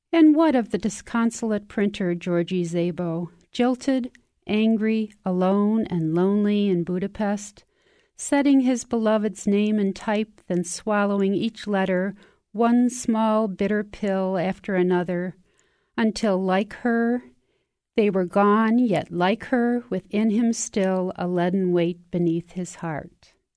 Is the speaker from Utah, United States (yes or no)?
no; Xenia, Ohio, United States; I'm a poet from Xenia, Ohio